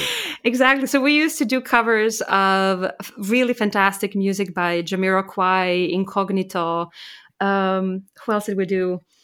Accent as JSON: {"language": "English", "town": "Maribor", "country": "Slovenia", "tie": "born or raised there", "also_born_or_lived": "Serbia / Graz, Austria / Vienna, Austria / Indiana, United States", "moved": "as an adult", "said": "growing up in Slovenia, that's really where I grew up"}